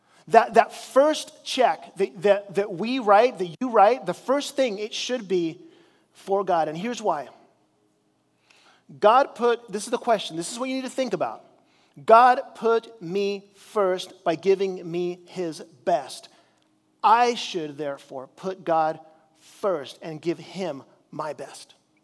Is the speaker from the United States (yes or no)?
no; Chile; As you know, I grew up in Chile as a missionary there